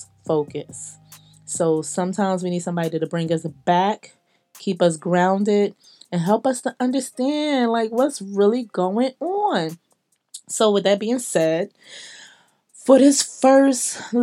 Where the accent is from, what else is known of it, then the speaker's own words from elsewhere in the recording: Philadelphia, Pennsylvania, United States; now in Atlanta, United States; I come from Philly. I live